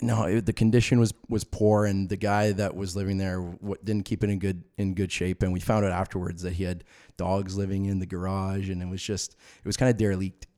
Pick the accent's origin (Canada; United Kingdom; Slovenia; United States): Canada; Orangeville, Ontario; I grew up in the Orangeville area